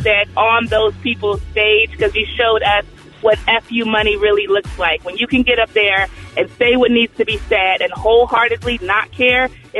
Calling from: Columbus, Georgia, United States; I'm calling from Columbus, Georgia

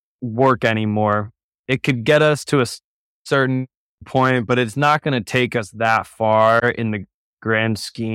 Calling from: Boulder, Colorado, United States; Checking in from Boulder, Colorado.

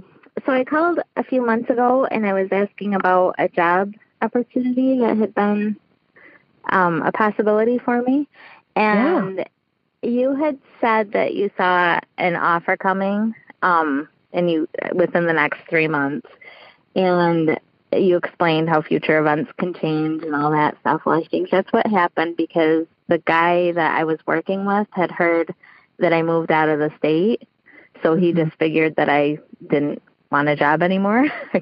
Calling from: Oxford, Michigan, United States; I'm calling from Michigan. I'm in Oxford today.

